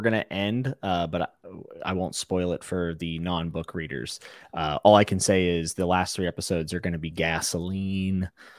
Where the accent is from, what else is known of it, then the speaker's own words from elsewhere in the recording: West Virginia, United States; I'm from West Virginia. I can say that. I used to live there.